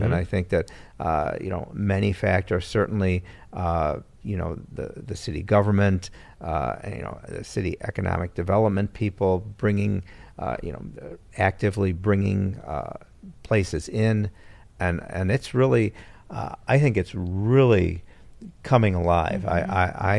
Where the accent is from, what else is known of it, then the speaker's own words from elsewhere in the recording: Chicago, Illinois, United States; moved away as an adult; now in Aurora, United States; I grew up in Chicago, and when I came to Aurora, it was the mid-1980s